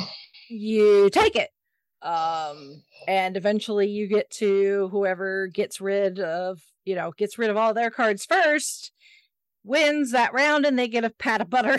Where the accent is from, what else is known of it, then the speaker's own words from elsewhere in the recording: Indianapolis, Indiana, United States; takes place in my hometown, down this literally down the street from where I work